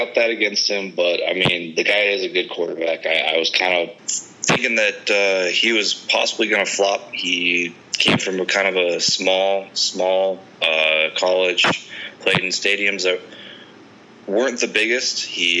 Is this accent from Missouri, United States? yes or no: no; Montana, United States; born or raised there